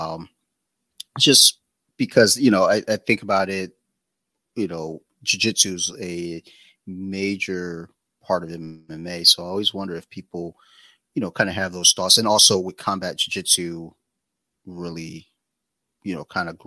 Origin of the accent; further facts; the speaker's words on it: Detroit, Michigan, United States; now in Maryland, United States; I'm originally from Detroit and I've never liked the cold